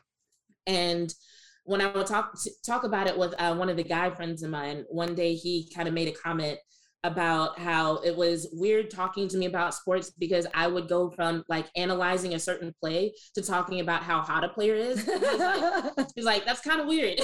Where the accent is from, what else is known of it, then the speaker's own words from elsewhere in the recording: Southern Louisiana, United States; growing up in Southern Louisiana